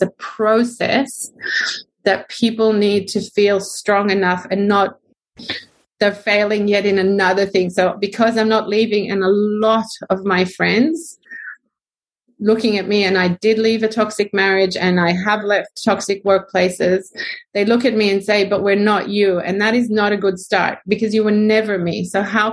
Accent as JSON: {"language": "English", "country": "Israel", "moved": "yes", "lives_now": "Australia", "said": "I'm Israeli"}